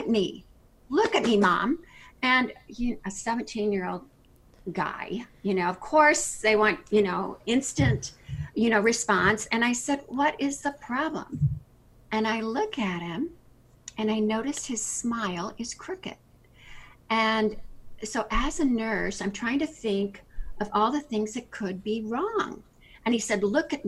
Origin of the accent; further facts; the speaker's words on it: Kansas City, United States; moved away as an adult; now in South Florida, United States; I'm originally from Kansas City. I've been here since 92. We moved in, moved down here 3 weeks before Hurricane Andrew